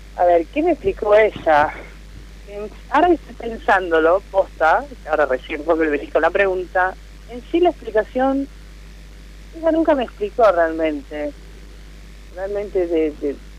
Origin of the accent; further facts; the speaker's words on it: Lanús, Buenos Aires Province, Argentina; yo soy de Lanús, acá de zona